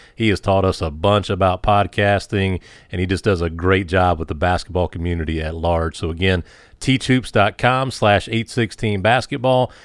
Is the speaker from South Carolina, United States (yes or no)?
yes; South Carolina, United States; I'm from South Carolina.